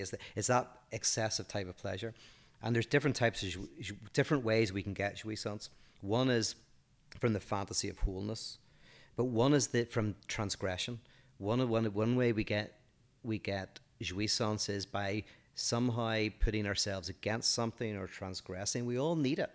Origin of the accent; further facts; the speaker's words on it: Northern Ireland, United Kingdom; I'm from Northern Ireland